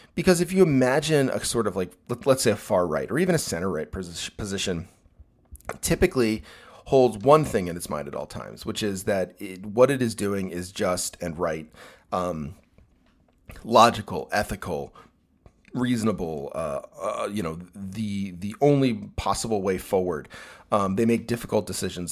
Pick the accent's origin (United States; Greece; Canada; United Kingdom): United States; I'm an American, uh, heterosexual, uh, cis-sexual male